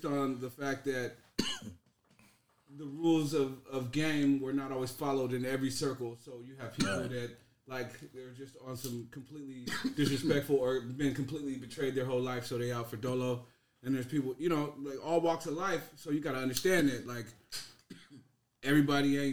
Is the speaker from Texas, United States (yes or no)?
no; San Jose, California, United States; also born or lived in Iowa; I'm from San Jose. Well, I grew up in San Jose here